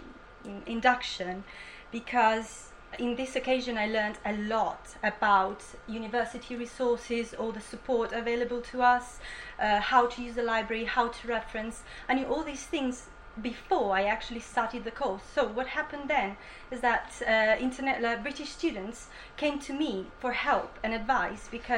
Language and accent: English; Italy; English is a second language; moved away as an adult; now in Bournemouth, United Kingdom; I'm from Italy and I'm on my second year